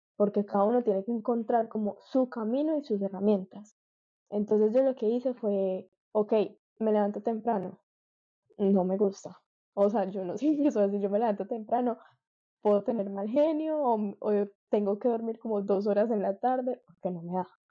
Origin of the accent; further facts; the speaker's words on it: Medellín, Antioquia, Colombia; moved away as an adult; now in Miami, United States; Nací, crecí toda mi vida en Medellín, pero hace un año que me vine para Miami